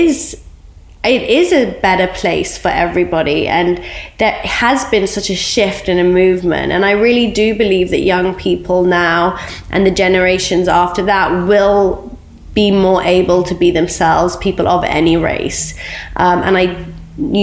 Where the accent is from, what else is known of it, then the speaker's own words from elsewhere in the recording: Oxford, South East England, United Kingdom; being Iraqi and growing up in Oxford when the Iraqi war broke out